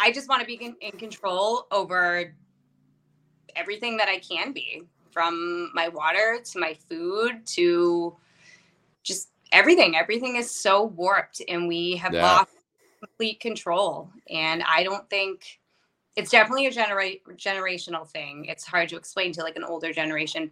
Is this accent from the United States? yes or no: yes; Massachusetts, United States; moved away as an adult; also born or lived in Maine; now in New Hampshire, United States; I'm from Massachusetts, and I still work there.